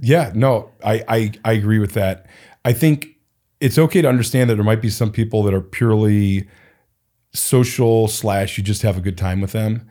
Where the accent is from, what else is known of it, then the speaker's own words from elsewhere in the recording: Cleveland, Ohio, United States; also born or lived in Portland, Oregon; now in Phoenix, United States; I was born and raised in Cleveland